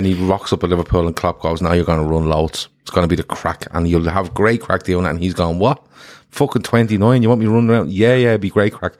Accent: Ireland; we're all Irish

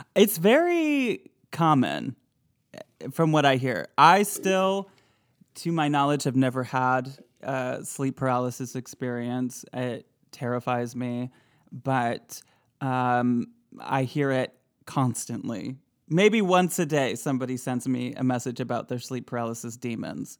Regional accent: Michigan, United States; I'm from Michigan

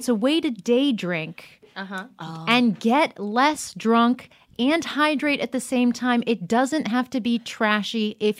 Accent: Boca Raton, Florida, United States; also born or lived in United Kingdom; I am from Boca Raton, Florida, by way of Britain

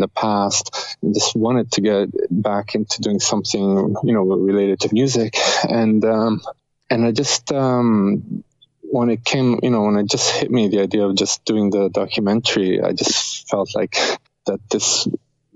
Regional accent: Rome, Lazio, Italy; now in Canada; we're both from Rome, Italy. So okay. We met here, so we're kind of like we're an Italian band in Canada

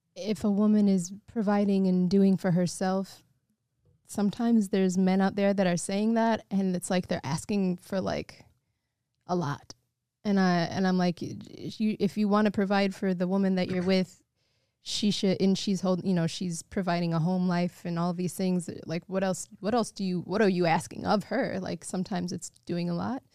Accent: Evanston, Illinois, United States; growing up in Mixed Feet and, you know, North side of Chicago, the suburbs

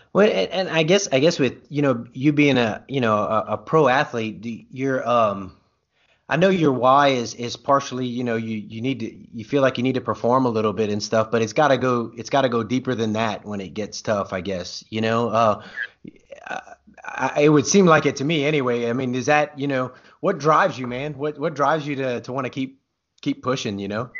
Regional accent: Louisiana, United States; now in Oklahoma, United States; I'm from Louisiana, and I live in Oklahoma now

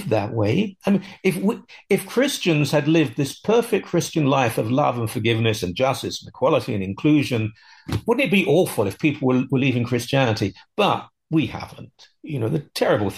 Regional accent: United Kingdom; now in Canada; I'm 63, I grew up in Britain

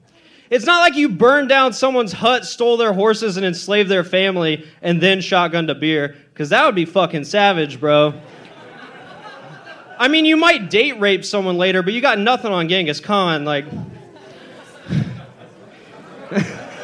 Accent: Corpus Christi, Texas, United States; I'm from Corpus.

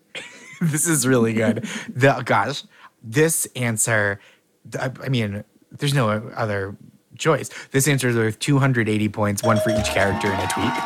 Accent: Boston, Massachusetts, United States; I'm from from around Boston

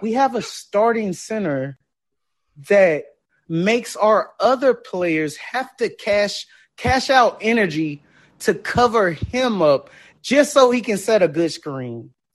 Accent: Texas, United States; I'm born and raised in Texas

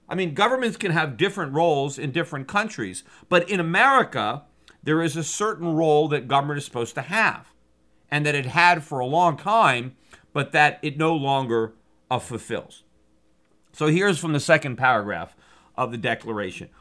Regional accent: United States; being American

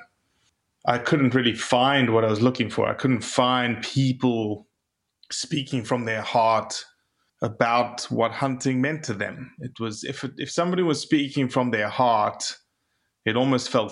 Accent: South Africa; moved away as an adult; also born or lived in Mississippi; now in United States; I'm from South Africa originally.

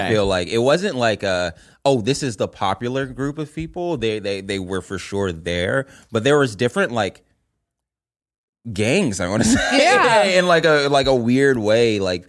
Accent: California, United States; Of course, I'm from California.

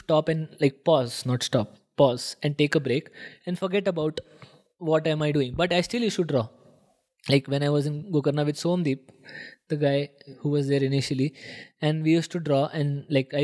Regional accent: India

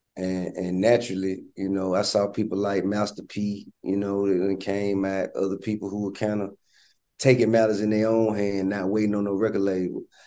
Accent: Atlanta, Georgia, United States; I'm from Bankhead, and you know my my grandmama and all my family have been based there all my life.

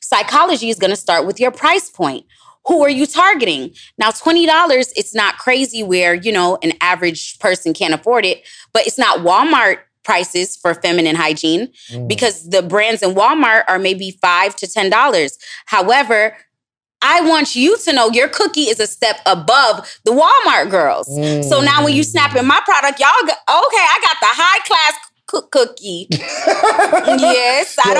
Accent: Jamaica; moved away; also born or lived in Florida / Los Angeles; I'm Jamaican

